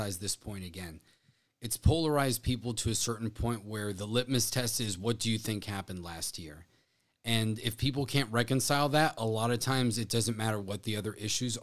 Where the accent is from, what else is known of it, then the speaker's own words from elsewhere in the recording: South Florida, United States; growing up in South Florida